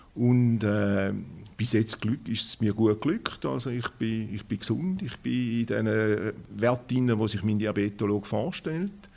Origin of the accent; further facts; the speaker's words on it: Schaffhausen, Switzerland; Ich bin aus Schaffhausen, bin ein Urschaffhauser